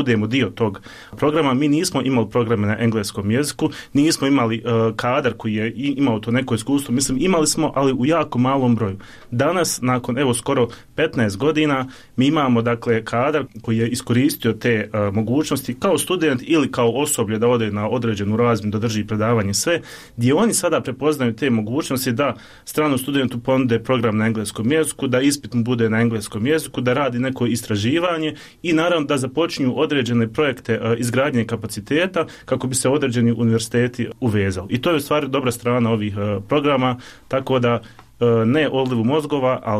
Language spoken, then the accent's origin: Croatian; Bosnia & Herzegovina; also born or lived in Bristol, England; iako smo rođeni u Bosni i Hercegovini